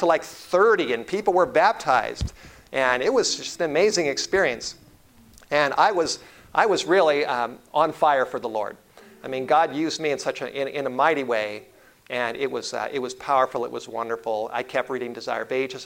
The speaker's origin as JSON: {"language": "English", "town": "Los Angeles", "region": "California", "country": "United States", "tie": "born or raised there", "said": "I was born in the Hollywood area, in Los Angeles. I grew up in the Hollywood Hills"}